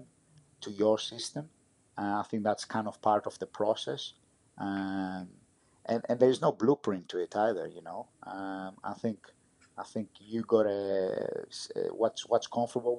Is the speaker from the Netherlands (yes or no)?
no; Greece; my experience growing up in Greece